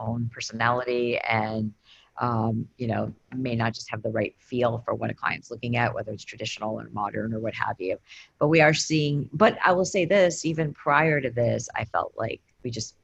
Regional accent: Michigan, United States; also born or lived in Boston; now in Portland, United States; I'm from Michigan

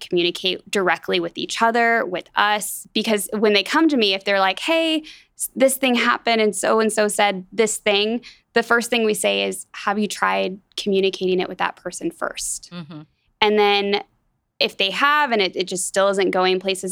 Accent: Atlanta, Georgia, United States; moved away as an adult; now in Wichita, United States; I grew up in Atlanta, Georgia

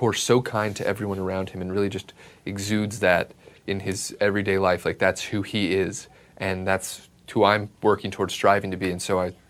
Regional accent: Kansas, United States; I play Dave Truitt in Run the Race, and I'm from Kansas.

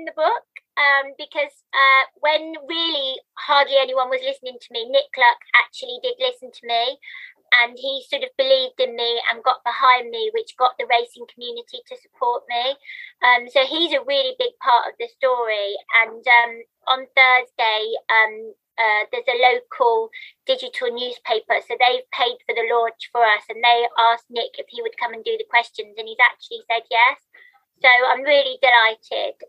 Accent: Birmingham, West Midlands, United Kingdom; accent: Birmingham; moved away as an adult; now in London, United Kingdom; I used to live in Birmingham, which won't come as a surprise from my accent.

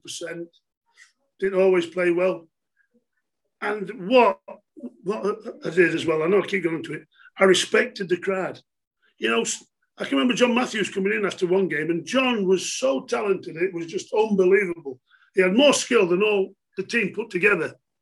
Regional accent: Chesterfield, East Midlands, United Kingdom; I love Chesterfield, you know, it's my hometown

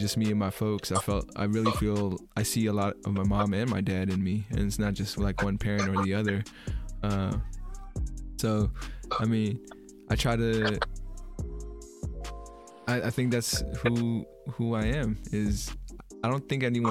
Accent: Bay Area, California, United States; I grew up in the Bay Area, so pretty liberal

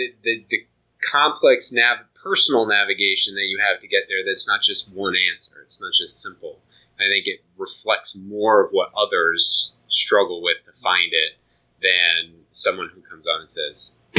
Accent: Northeast, United States; I grew up in the Northeast and whole different experience, which is not an overly emotional place, but you know, I don't know.

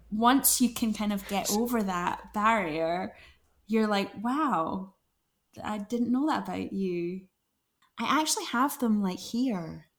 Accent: Glasgow, Scotland, United Kingdom; now in London, United Kingdom; I'm from Glasgow.

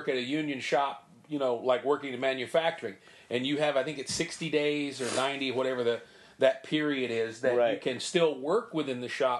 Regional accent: Western Kentucky, United States; accent: Southern; moved away as an adult; now in Los Angeles, United States; And I moved from, I grew up in Western Kentucky outside of Murray State University.

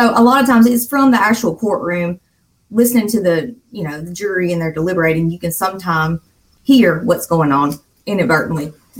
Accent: Sullivan, Alabama, United States; accent: Southern; I'm from the South. I'm from Alabama, from a tiny little town called Sullivan

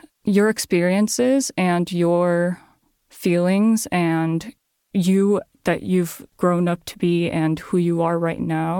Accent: Japan; now in United States; And I come from Japan, right?

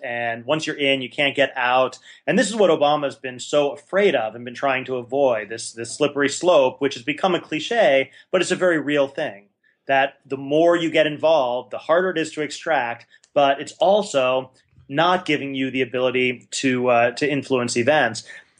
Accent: Milwaukee, Wisconsin, United States; Yeah, I'm from Wisconsin and a Green Bay Packer fan and a Milwaukee Brewers fan. And I'm a big partisan of Wisconsin.

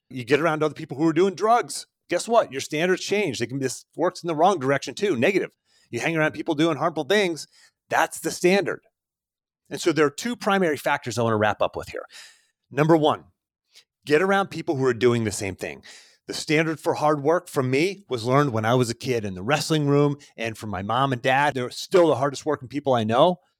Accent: Pennsylvania, United States; accent: Pittsburgh; I lost my accent. If you've ever heard a Pittsburgh accent, it sounds like I was just talking, but you, man, you got to hear my parents.

